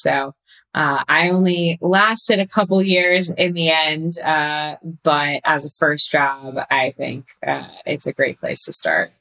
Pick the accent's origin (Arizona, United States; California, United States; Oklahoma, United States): California, United States; Pasadena; moved away as an adult; now in New York, United States; I grew up in Pasadena in Southern California, and then I came out to New York for undergrad